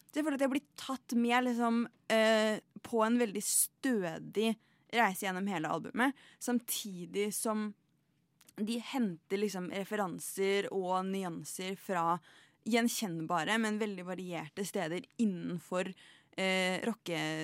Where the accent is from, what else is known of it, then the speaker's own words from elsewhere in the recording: Oppland, Norway; jeg er opplending